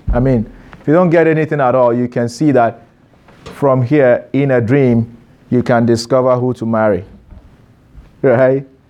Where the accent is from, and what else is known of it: Ghana; moved away as an adult